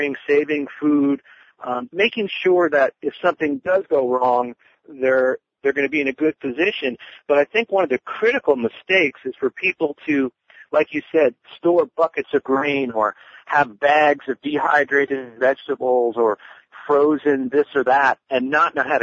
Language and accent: English; Northeast, United States; moved away as an adult; also born or lived in Colorado; now in North Carolina, United States; having grown up around farms, I come from the Northeast, and my family, we had dairy farms